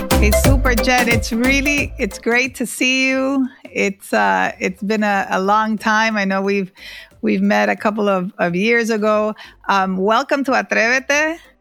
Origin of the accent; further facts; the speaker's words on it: Honduras; now in Miami, United States; I grew up in Honduras, being, um, one of few female athletes even in, in high school